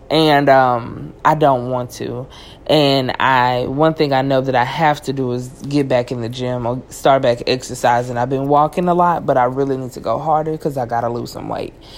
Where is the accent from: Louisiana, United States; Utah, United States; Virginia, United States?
Louisiana, United States; Cajun; I'm Cajun, so everything come with rice